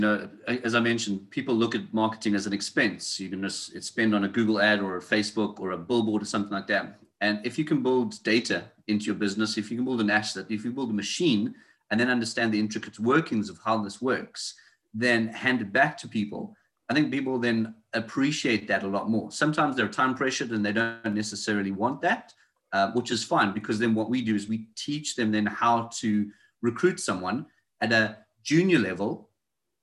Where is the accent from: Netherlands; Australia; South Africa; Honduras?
South Africa; moved away as an adult; now in United Kingdom; You can tell by my accent, I speak a bit funny. I'm not local. I'm from South Africa. So I left South Africa probably about 7 years ago and I moved to the United Kingdom.